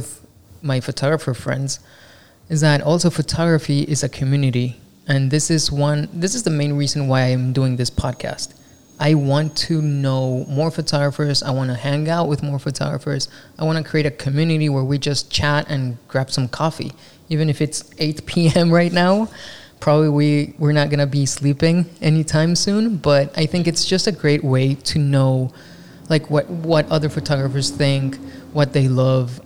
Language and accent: English; Mexico; English is a second language; moved away as an adult; now in Los Angeles, United States; I'm not from Los Angeles. I am from Mexico, and I moved here, I think 2015 or 16.